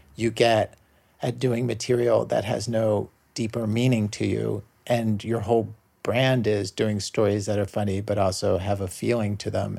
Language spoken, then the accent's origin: English; Baltimore suburbs, Maryland, United States; moved away; when I was a kid growing up in the Baltimore suburbs